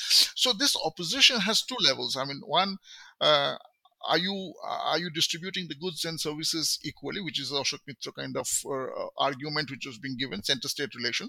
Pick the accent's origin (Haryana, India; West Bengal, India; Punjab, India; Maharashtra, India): West Bengal, India; when I say, you know, I'm from Bengal and I'm looking at Hindi heartland, this is one kind of identity I want to articulate through my politics.